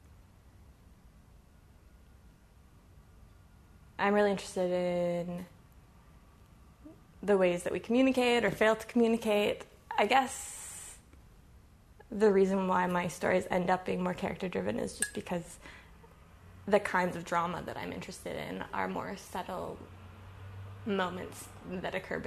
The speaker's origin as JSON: {"language": "English", "town": "Toronto", "region": "Ontario", "country": "Canada", "tie": "born or raised there", "said": "I grew up in Etobicoke"}